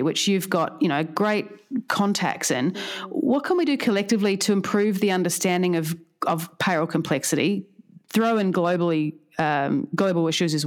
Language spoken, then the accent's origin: English; Australia; I'm from Australia